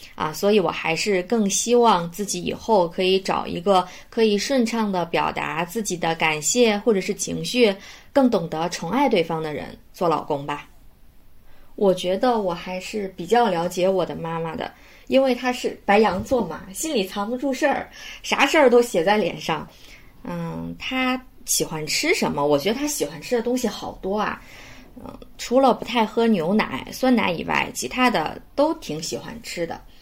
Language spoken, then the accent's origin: Chinese; Shandong, China; moved away as an adult; now in Beijing, China; 我的家乡呢，在山东，现在在北京工作